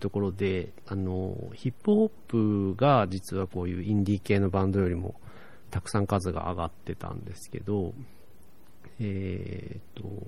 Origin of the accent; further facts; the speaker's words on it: Tokyo, Japan; moved away; 僕、東京出身で